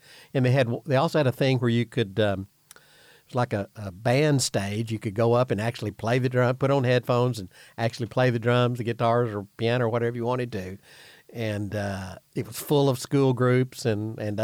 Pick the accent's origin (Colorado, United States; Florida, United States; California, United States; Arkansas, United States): Arkansas, United States; Imboden; I'm from Imboden